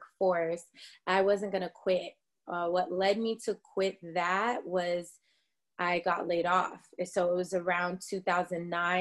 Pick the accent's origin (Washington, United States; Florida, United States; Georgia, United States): Washington, United States; Tacoma; also born or lived in Atlanta; now in California, United States; I am originally from Tacoma, Washington, and that's Washington State